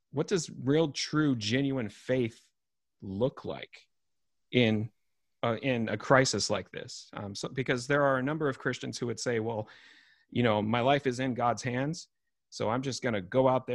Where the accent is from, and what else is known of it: United States